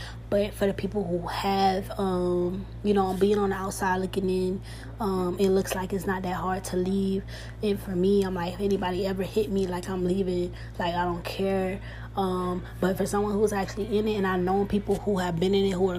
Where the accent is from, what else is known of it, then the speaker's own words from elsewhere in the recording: Atlanta, Georgia, United States; now in Miami, United States; I'm originally from Atlanta. I live in Miami right now